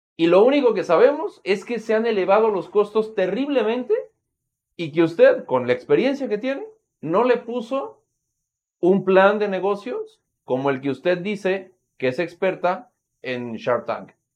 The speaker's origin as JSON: {"language": "Spanish", "country": "Mexico", "said": "como mexicanos y como mexicanas"}